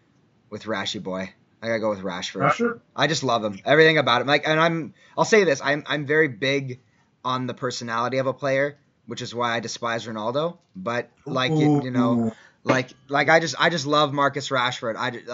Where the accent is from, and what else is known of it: Iran